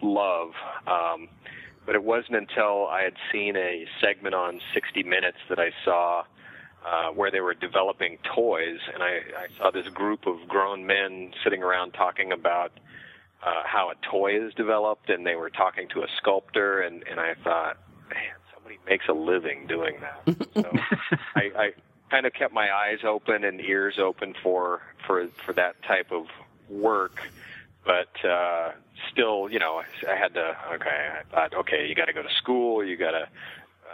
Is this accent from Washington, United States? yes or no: yes; southeastern Washington State, United States; moved away; I grew up in southeastern Washington State, Pacific Northwest of the United States